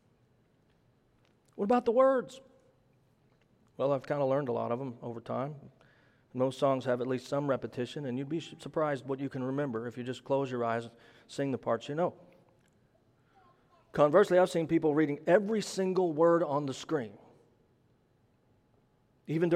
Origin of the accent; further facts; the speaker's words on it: Midwest, United States; For the record, I am not from the South. I'm from the Midwest.